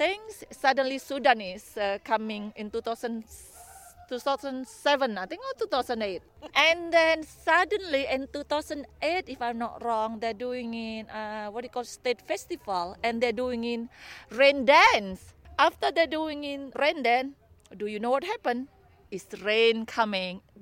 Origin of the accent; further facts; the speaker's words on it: Indonesia; English is a second language; moved away as an adult; now in Castlemaine, Australia; I'm from Indonesia.